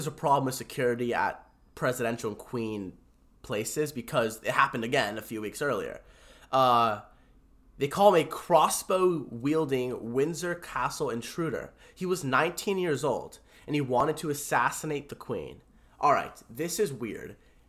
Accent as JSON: {"language": "English", "country": "India", "said": "I'm an Indian Sikh, a Sith."}